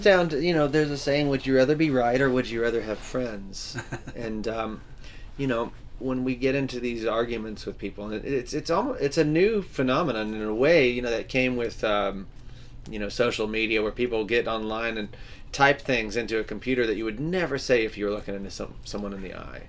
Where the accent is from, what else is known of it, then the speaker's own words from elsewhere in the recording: Texas, United States; also born or lived in Louisiana; we grew up in Texas